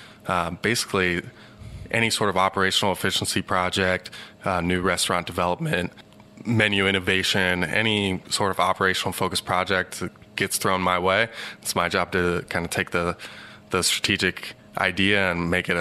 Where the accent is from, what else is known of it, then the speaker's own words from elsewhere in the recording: Cincinnati, Ohio, United States; We lived in the suburb of Evendale, just maybe 20 minutes north of downtown.